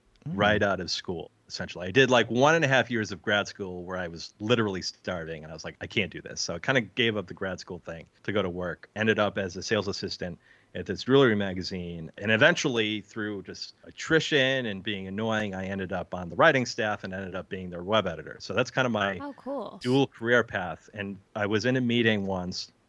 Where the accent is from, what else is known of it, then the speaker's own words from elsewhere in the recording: Bristol, Connecticut, United States; I was born right in Bristol, Connecticut.